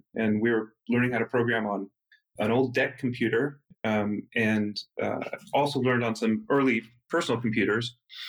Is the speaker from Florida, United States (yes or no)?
no; Berkeley, California, United States; also born or lived in Santa Monica / Cambridge; I grew up in the Berkeley Hills, which is a neighborhood that doesn't really have any commerce in it. No shops, no walking, no walking to stores or anything like that.